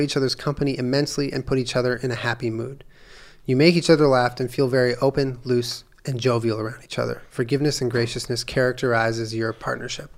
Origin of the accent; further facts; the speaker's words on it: Palo Alto, California, United States; I was born in Stanford, California, Palo Alto, California